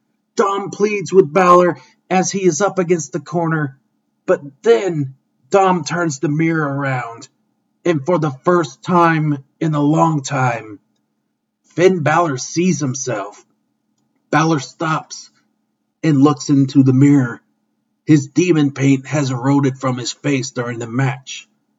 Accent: Toronto, Ontario, Canada; retire on my own terms here in my hometown of Toronto.

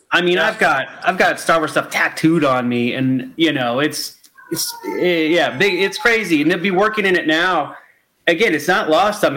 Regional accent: Florida, United States; moved away as an adult; now in California, United States; I was born and raised in Florida. I lived there till I was thirty eight, and I moved to California.

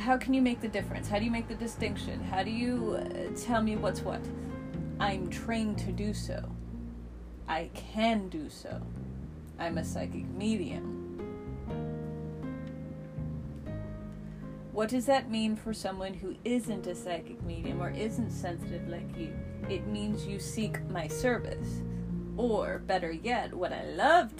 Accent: United States; I'm an American

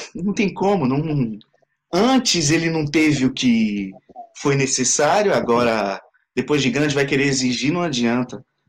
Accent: Vila Gilda, São Paulo, Brazil; moved away as an adult; now in France; na minha comunidade, onde eu cresci

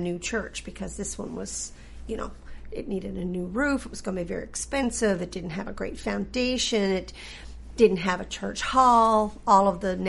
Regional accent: Green's Harbour, Newfoundland and Labrador, Canada; I did.

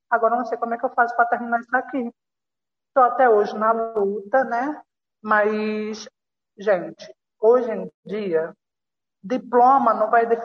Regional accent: Caruaru, Pernambuco, Brazil; now in Rio de Janeiro, Brazil; eu tenho 20 anos, sou estudante de jornalismo. Atual, sou de Caruaru

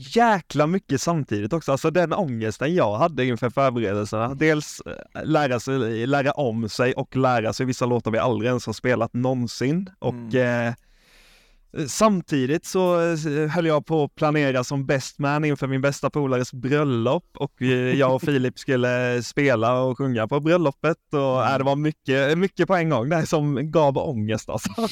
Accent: Småland, Sweden; Jag är ju från Småland, som ni kanske hör, jag låter som mm. Chewbacca i koma

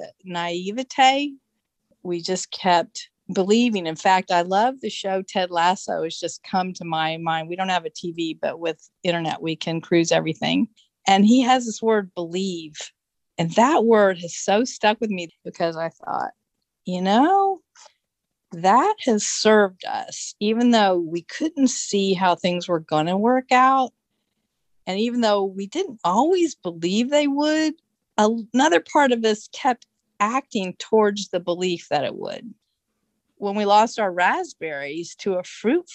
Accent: Oak Ridge, Tennessee, United States; I grew up in Oak Ridge, Tennessee

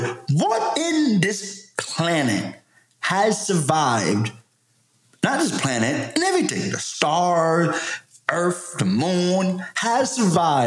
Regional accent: United States; I'm still proud of being American

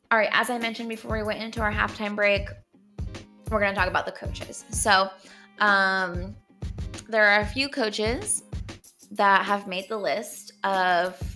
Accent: Denver, Colorado, United States; I am from Denver

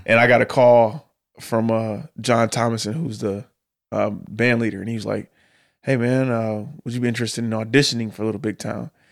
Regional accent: Detroit, Michigan, United States; moved away as an adult; now in Nashville, United States; I grew up in Detroit, in the middle of the city

